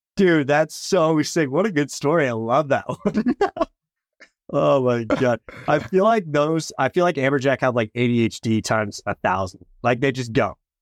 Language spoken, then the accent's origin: English; West Coast, United States; I'm from the West Coast